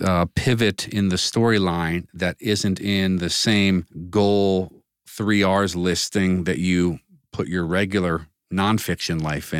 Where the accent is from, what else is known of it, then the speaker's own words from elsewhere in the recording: United States; we as an American business society